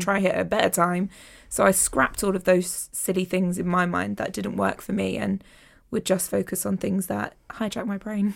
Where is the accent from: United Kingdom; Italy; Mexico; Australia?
United Kingdom; London; I'm a Londoner